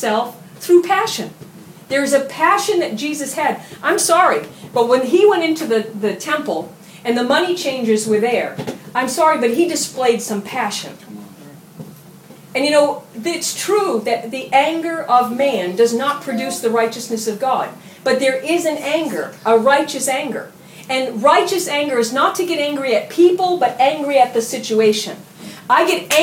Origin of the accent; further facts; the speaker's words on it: United States; I'm an American